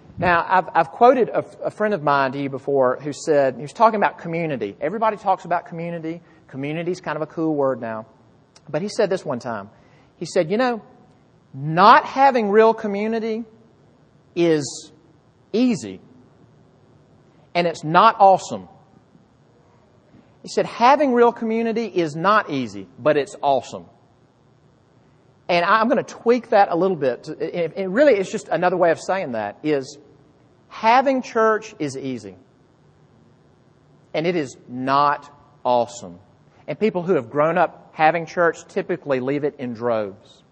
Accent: Jackson, Mississippi, United States; moved away; I grew up in Mississippi, which is, you better believe me, Bible Belt

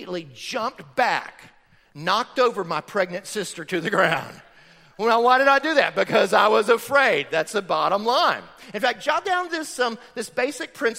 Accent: Florida, United States; I grew up in Florida on a farm

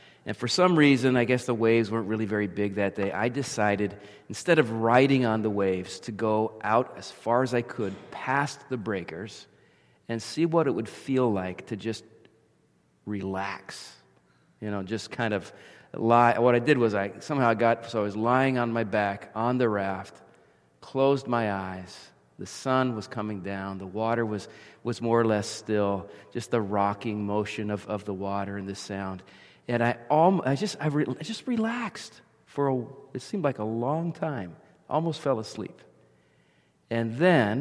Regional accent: near the Jersey Shore, central New Jersey, United States; I grew up in New Jersey, central New Jersey, down near the Jersey Shore

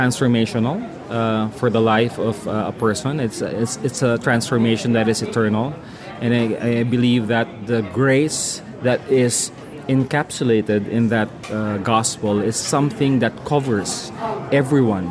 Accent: Philippines; I'm from the Philippines

